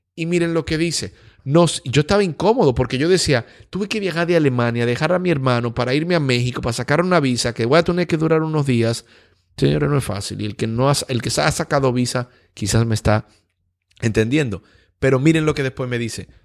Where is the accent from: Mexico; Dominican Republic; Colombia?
Dominican Republic; como dominicano yo necesito visa para poder ir a Canadá